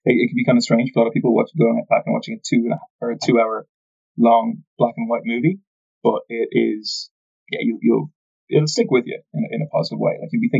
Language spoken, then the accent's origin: English; Ireland; we're both Irish.